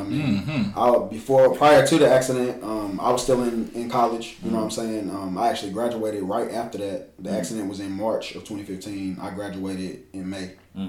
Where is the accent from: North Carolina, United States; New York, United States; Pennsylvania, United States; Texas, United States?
North Carolina, United States; Greensboro; moved away as an adult; now in Charlotte, United States; No, I'm actually from Greensboro, North Carolina.